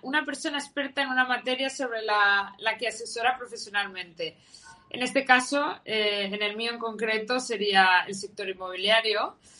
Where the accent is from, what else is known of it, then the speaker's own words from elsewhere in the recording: Valencia, Valencian Community, Spain; soy de Valencia